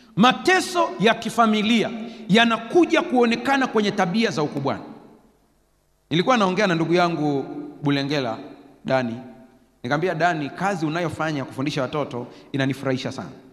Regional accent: Sukumaland, Tanzania; Nilizaliwa Usukumani

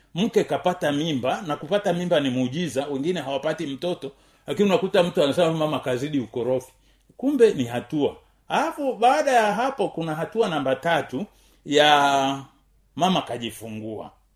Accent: Tanzania; kama mtanzania

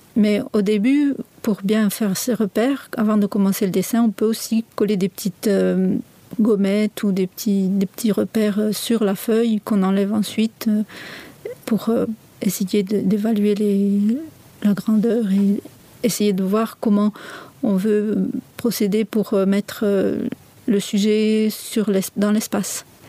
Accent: south of France, France; moved away as an adult; now in Switzerland; Je viens du sud de la France et je réside ici en Suisse

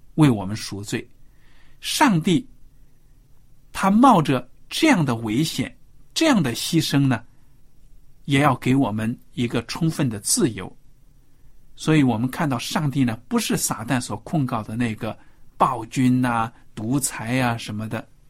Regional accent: China; 我们中国人

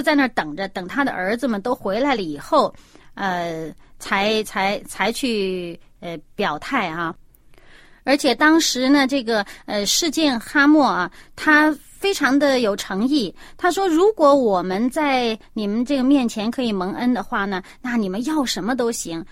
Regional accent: China; 我们中国人

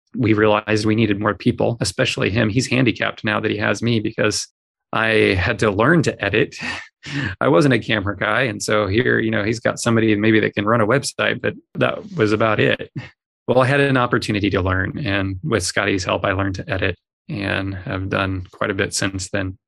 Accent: Southern California, United States; moved away; I was born in Southern California

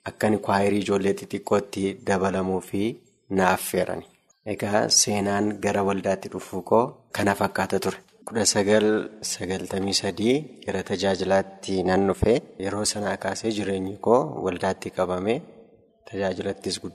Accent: Walqixxee, Amuru district, Horo Guduru Wollega Zone, Oromia, Ethiopia; Bakka inni itti dhaladhee aanaa muruu godina warroo guduruu iddoo walqixxee jedhamtutti.

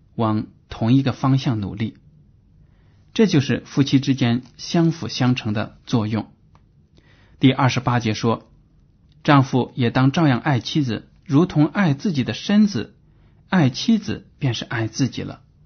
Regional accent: China; 我们中国人

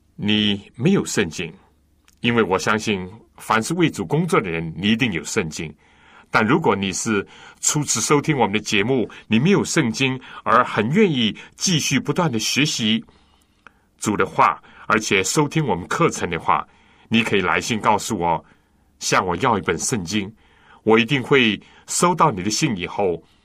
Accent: China; 我们中国人

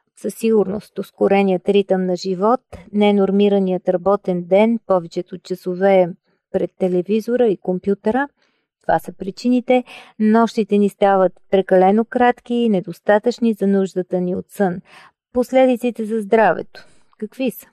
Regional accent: Bulgaria; Ние като българи

